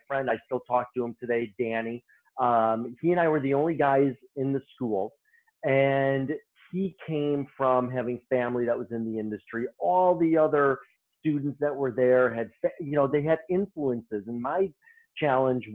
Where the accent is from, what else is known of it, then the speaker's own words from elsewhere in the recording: Chicago, Illinois, United States; I started off in a salon in my hometown of Chicago in the south suburbs.